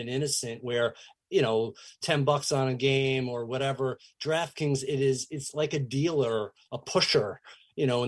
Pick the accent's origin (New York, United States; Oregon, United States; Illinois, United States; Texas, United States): New York, United States; New York metro area, United States; I grew up in the New York metro area